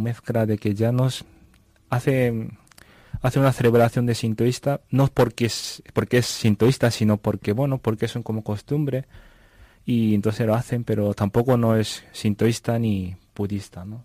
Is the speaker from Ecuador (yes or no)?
no; Japan; Spanish is a second language; moved away as an adult; also born or lived in Vancouver, Canada; now in Navamorcuende, Spain; soy japonés y pues mi ciudad se llama Ibaraki, que está cerca de Tokio, centro de Japón.